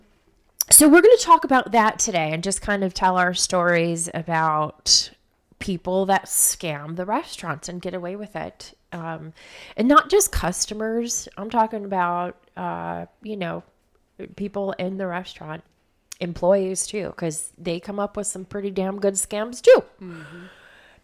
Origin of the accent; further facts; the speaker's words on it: Rochester, New York, United States; I'm from Rochester